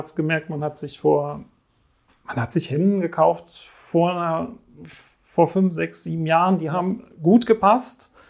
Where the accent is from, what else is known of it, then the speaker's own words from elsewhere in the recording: Switzerland; ich komme aus der Schweiz, bin normalerweise, äh